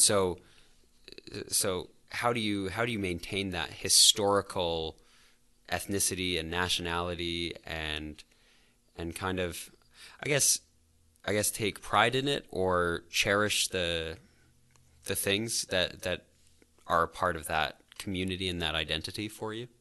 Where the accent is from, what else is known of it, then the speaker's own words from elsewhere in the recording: Calgary, Alberta, Canada; I'm from the South as well.